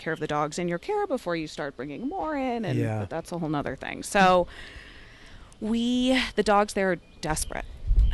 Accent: San Diego, California, United States; growing up in San Diego, I grew up partying in TJ

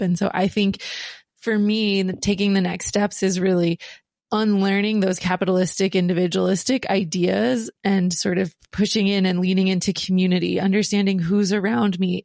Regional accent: United States; as the U S, we are taught that we need to be on the offense always to protect our power, especially growing up in the, um, post nine eleven era

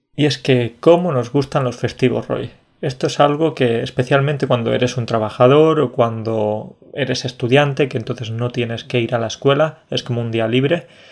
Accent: Andalusia, Spain; soy andaluz, de familia andaluza

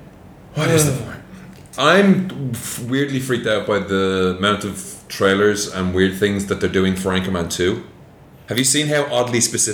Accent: Ireland; it's a kind of a big thing when you're growing up in Ireland.

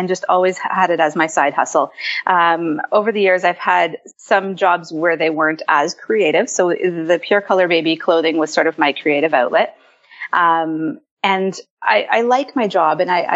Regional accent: Ontario, Canada; I am from Ontario, Canada.

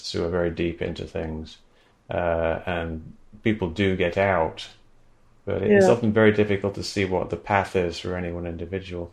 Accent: England, United Kingdom; moved away; I grew up in England

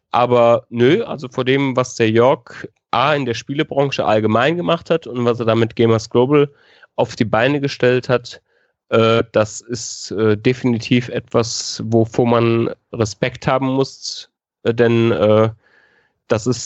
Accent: North Rhine-Westphalia, Germany; now in Munich, Germany; Also ich komme aus der Nähe von Köln, das äh, hast du richtig in Erinnerung. Ähm, und ich werde nicht in die Heimat äh, zurückgehen. Ich werde in äh, München bleiben.

